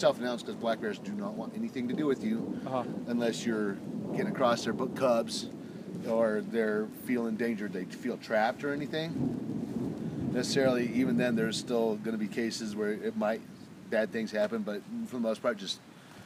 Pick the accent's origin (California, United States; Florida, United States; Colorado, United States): Colorado, United States; Denver; also born or lived in Copper Mountain, Colorado; I've been born and raised in Denver, moved up there 13 years ago